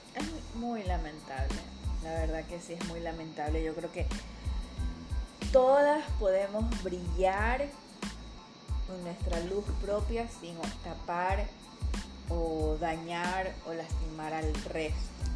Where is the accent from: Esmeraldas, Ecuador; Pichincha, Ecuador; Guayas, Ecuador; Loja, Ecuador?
Guayas, Ecuador; Guayaquil; Somos guayacos